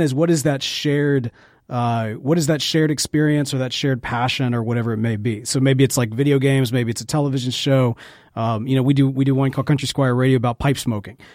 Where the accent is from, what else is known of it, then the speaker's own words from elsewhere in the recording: Jackson, Mississippi, United States; accent: Mississippi; also born or lived in Memphis; I was born and raised in Jackson, Mississippi, spent most of my life here